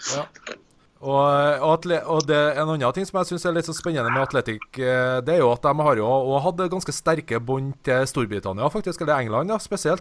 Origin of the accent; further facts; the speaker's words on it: Trondheim, Trøndelag, Norway; jeg er jo fra Trondheim